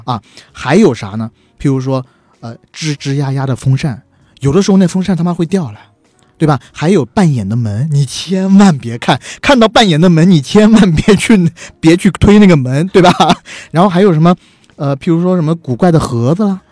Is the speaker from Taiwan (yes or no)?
no; China; 首先当然首当其冲的就是我们是中国人